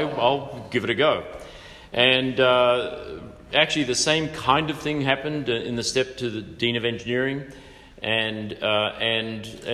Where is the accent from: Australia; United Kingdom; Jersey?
Australia; now in United States; I was born and raised in Australia.